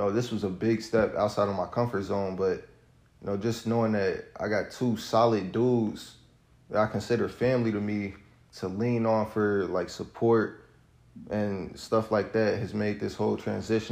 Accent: Cincinnati, Ohio, United States; now in Fairfield, United States; From Cincinnati, Ohio, born and raised in Cincinnati, Ohio

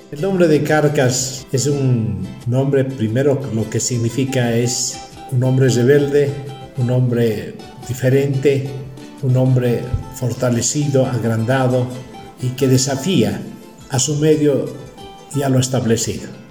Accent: Capinota, Cochabamba, Bolivia; hemos nacido en Bolivia, que es una, la, segunda, la, la segunda en importancia, y tercero somos de Cochabamba, que es el centro de Bolivia. Y hemos nacido la mayoría en, un poblado mucho más pequeñito de 200 almas, digo de 2.000 almas, llamado Capinota

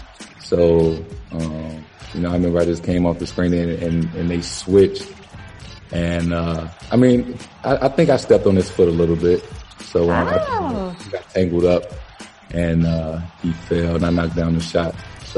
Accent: St. Louis, Missouri, United States; now in Boston, United States; we're both from St. Louis.

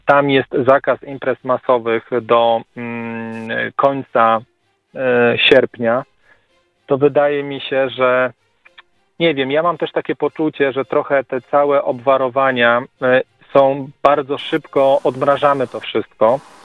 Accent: Krosno, Subcarpathian Voivodeship, Poland; u nas w Prośnie

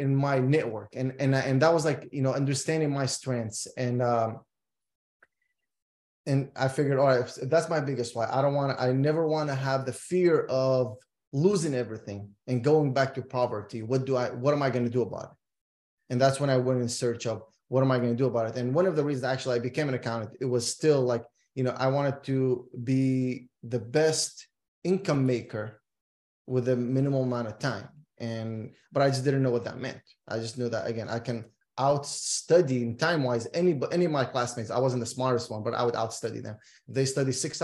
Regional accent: Iraq; moved away; I'm originally from Iraq

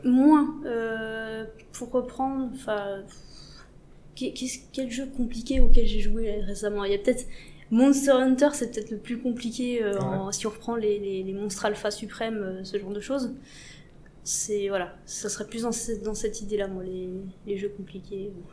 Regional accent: Besançon, Bourgogne-Franche-Comté, France; moved away as an adult; also born or lived in Montbéliard; now in Paris, France; de base je viens de Besançon, un petit coin paumé de Franche-Comté.

